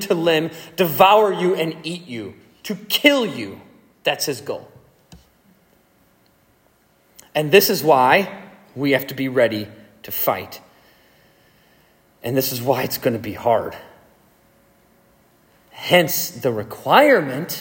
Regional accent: Madison, Wisconsin, United States; I grew up in Madison

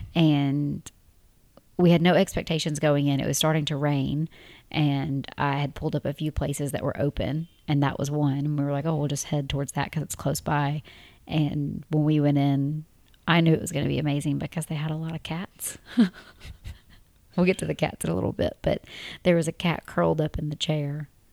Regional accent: Tennessee, United States; moved away as an adult; a married couple from Tennessee.

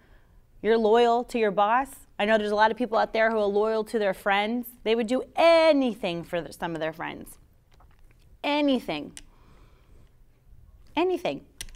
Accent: Florida, United States; I'm from Florida. I'm a Florida girl. I'm a Miami Dolphins fan.

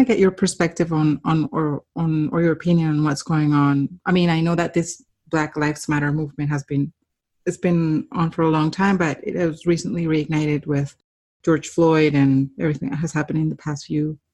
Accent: Colombia; moved away; I grew up in Colombia

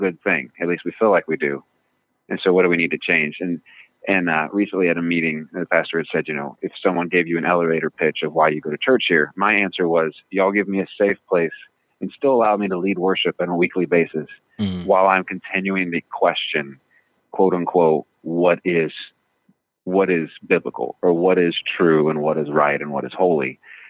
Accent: Midland, Texas, United States; also born or lived in California / Washington; now in Virginia, United States; I grew up in Midland, Texas

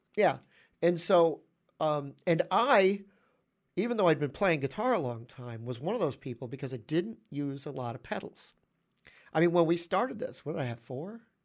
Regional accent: New York, United States; I'm a New Yorker

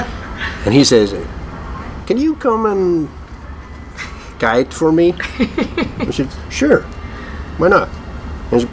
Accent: Reykjavik, Capital Region, Iceland; We're from Iceland.

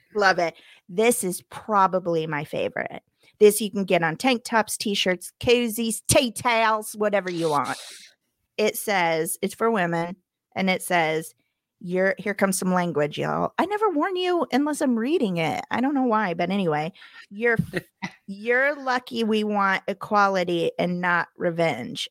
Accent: Missouri, United States; moved away; my home state

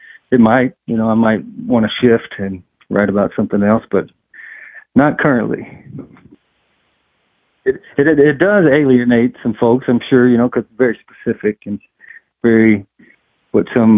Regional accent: East Texas, United States; now in North Georgia, United States; I grew up in East Texas

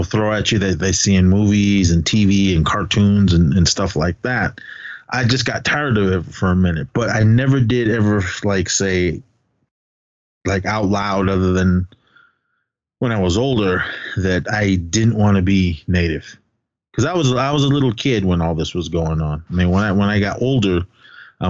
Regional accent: Oakland, California, United States; I'm straight out of East Oakland, represent. People get mad at me when I say that, but that's where I grew up and that's where I was born.

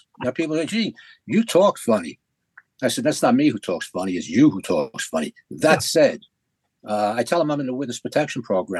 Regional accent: New York, United States; moved away; where I was born and raised in Little Italy.

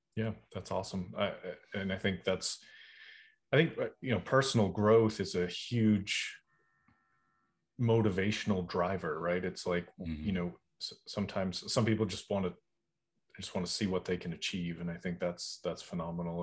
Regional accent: Boston, Massachusetts, United States; moved away; also born or lived in Charleston, South Carolina; I'm originally from Boston

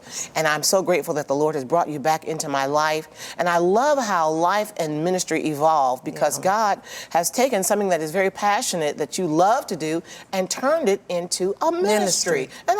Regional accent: Jackson, Michigan, United States; my hometown of Jackson, Michigan.

